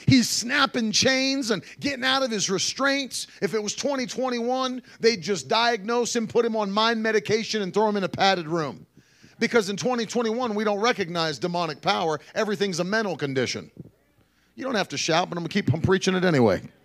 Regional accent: Ida May, West Virginia, United States; That's where I grew up, middle of nowhere, West Virginia

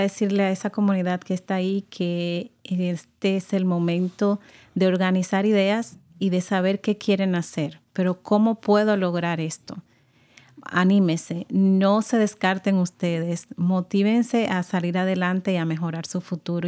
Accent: Dominican Republic; moved away; Yo vengo de República Dominicana y mi español es completamente diferente, al de acá

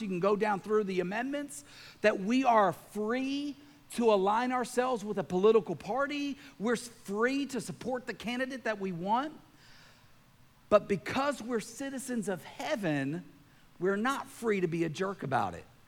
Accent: Lewiston, Maine, United States; I was born on February 20th, 1973, in Lewiston, Maine, and I became a citizen of the United States of America

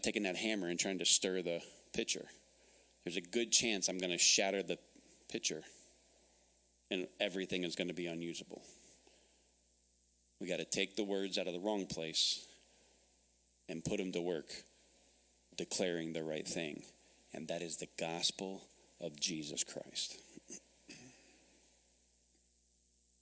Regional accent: the South, United States; now in Phoenix, United States; I'm from the South

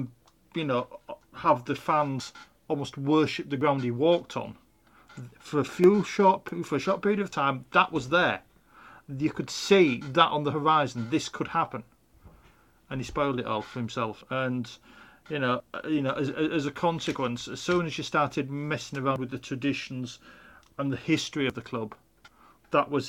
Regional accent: Bridlington, Yorkshire and the Humber, United Kingdom; I was born in Bridlington. That's Yorkshire.

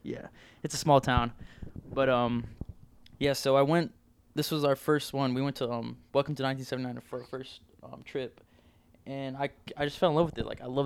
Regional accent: Palm Desert, California, United States; moved away; I'm from Cali, Southern Cal.

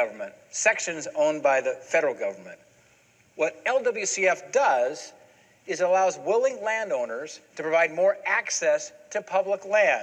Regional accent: Bozeman, Montana, United States; me growing up in Bozeman

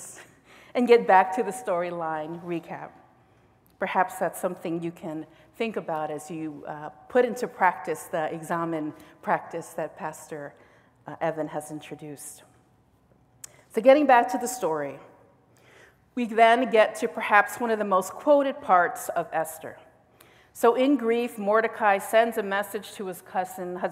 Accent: United States; as an American within the context of this nation

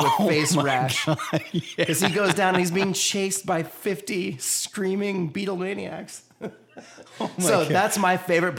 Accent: Columbus, Georgia, United States; So my brothers and I grew up in Columbus at Fort Benning

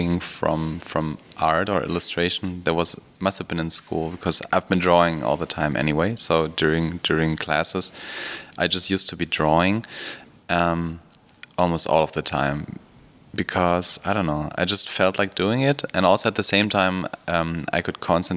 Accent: western Germany, Germany; now in Berlin, Germany; born in Germany, in Western Germany, but now I live in Berlin

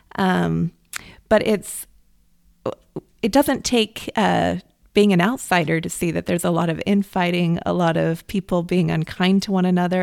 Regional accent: United States; I grew up in America

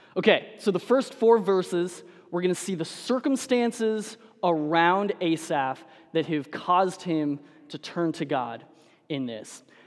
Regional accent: Denver, Colorado, United States; I'm a Broncos fan, and so I grew up in Denver.

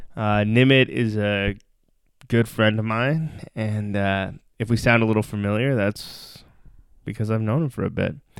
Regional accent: Toronto, Ontario, Canada; I grew up in Toronto

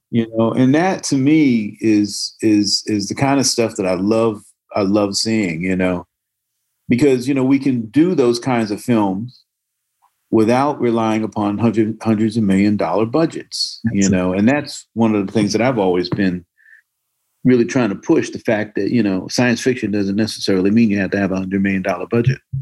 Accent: Newark, New Jersey, United States; moved away as an adult; also born or lived in California; I grew up in Newark. I grew up on Somerset Street

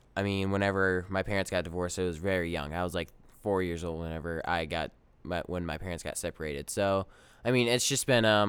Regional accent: Wilmington, North Carolina, United States; born there; I was born in Wilmington, North Carolina

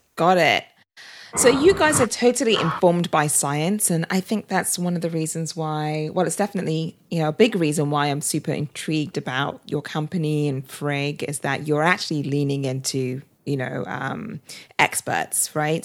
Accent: United Kingdom; also born or lived in California; now in Austin, United States; I'm British

